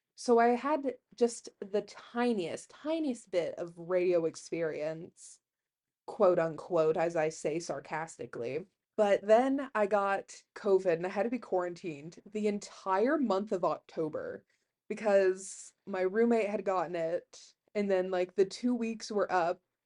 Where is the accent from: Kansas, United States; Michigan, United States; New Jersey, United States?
Kansas, United States; Herndon; also born or lived in McCook, Nebraska; I'm from Herndon, Kansas, it's where I like to say I grew up